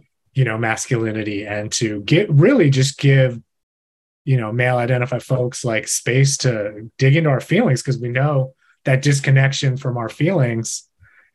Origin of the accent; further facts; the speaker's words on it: Washington, District of Columbia, United States; born and raised in Washington, D.C.